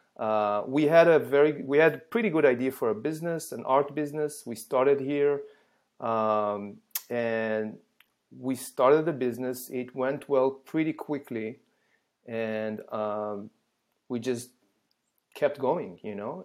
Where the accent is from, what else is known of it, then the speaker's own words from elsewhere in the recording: Israel; English is a second language; moved away as an adult; now in United States; I was born and raised in Israel